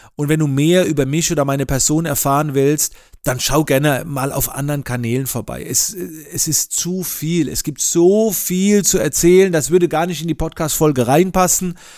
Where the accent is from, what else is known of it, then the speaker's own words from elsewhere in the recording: near Heidelberg, Mannheim, Baden-Württemberg, Germany; Ich komme aus der Nähe von Heidelberg, Mannheim und lebe dort mit meiner Familie.